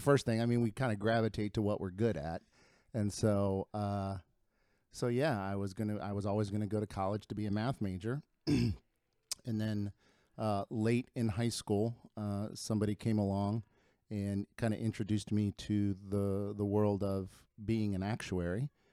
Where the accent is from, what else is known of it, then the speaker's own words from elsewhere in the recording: Lima, Ohio, United States; first language Spanish; English is a second language; moved away as an adult; also born or lived in Chicago; now in Cincinnati, United States; I grew up in, uh, in Lima, Ohio